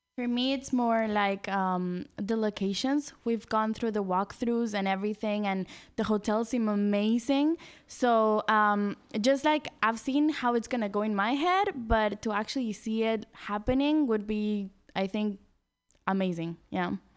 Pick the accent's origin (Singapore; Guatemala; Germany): Guatemala; also born or lived in London; now in San Francisco, United States; I'm from Guatemala originally